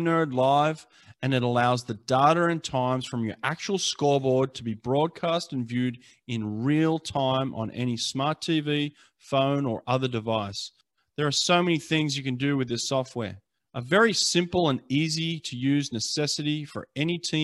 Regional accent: Sydney, New South Wales, Australia; I grew up in La Perouse. You guys probably don't know where that is, but it's in Sydney, La Perouse, right down near Botany Bay

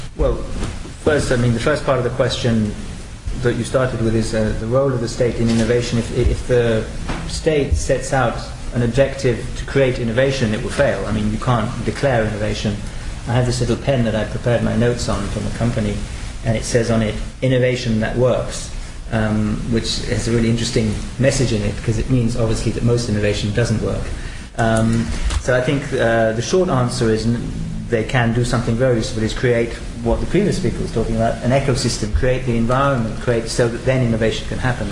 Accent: United Kingdom; moved away as an adult; now in France; I'm actually British and I've been living in France for 20 years.

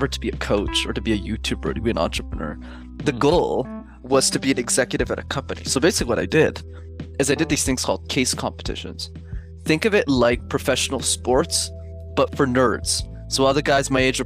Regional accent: Montreal, Quebec, Canada; I grew up in Montreal

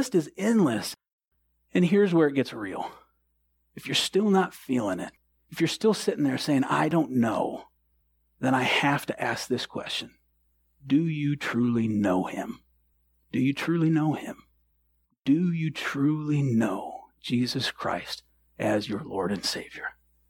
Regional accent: the North, United States; I'm from the North. I honked.

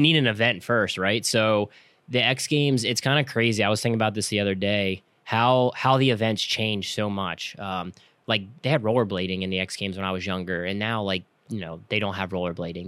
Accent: King of Prussia, Pennsylvania, United States; now in Lancaster, United States; I grew up outside of Philadelphia, uh, near King of Prussia area

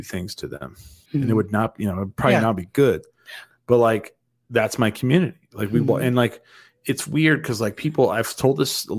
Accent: New Mexico, United States; I'm from New Mexico.

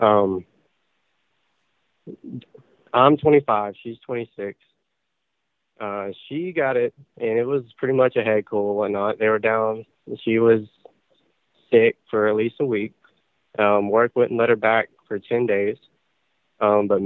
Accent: Georgia, United States; I'm from Georgia

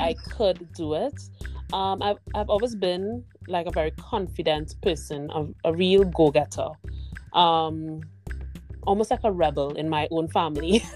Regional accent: Trinidad & Tobago; moved away as an adult; now in Canada; my home country is Trinidad and Tobago, which is in the Caribbean

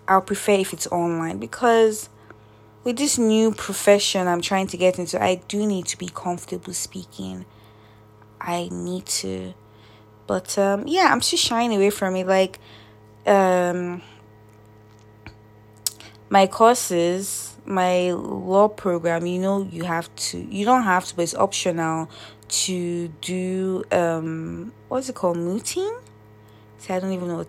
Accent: Nigeria; moved away; Nigeria, which is my home country

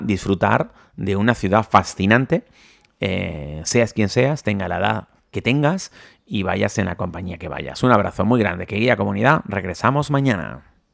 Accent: Spain; si somos españoles, que nos gusta cenar más tarde

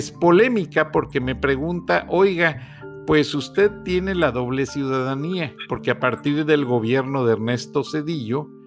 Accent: Guanajuato, Mexico; also born or lived in Monterrey; now in Georgia, United States; soy hijo adoptado de Georgia y este muy agradecido, pero nunca voy a dejar de pensar en mi patria, Guanajuato, en mi México y en Monterrey, porque realmente en Monterrey me, me forjé

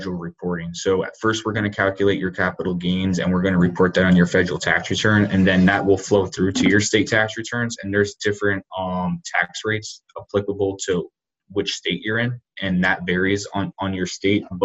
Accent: Northeast, United States; now in Charlotte, United States; I'm originally from the Northeast

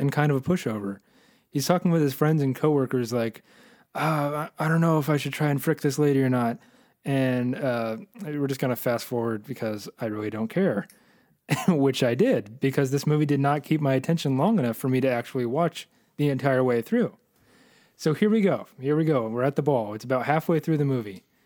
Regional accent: United States; I'm an American

